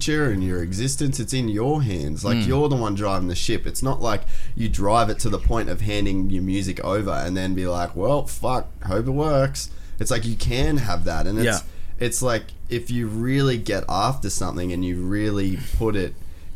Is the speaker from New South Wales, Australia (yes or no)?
no; Cairns, Queensland, Australia; moved away as an adult; also born or lived in United States; when I was a kid growing up in Cairns